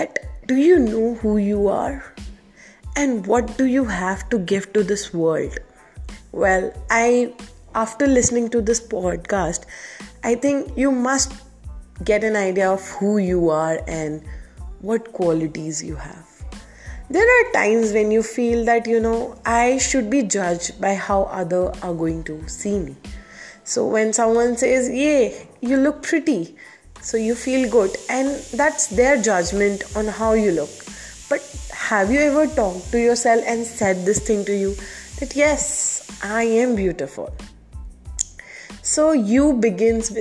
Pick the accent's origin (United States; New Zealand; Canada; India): India; I'm from India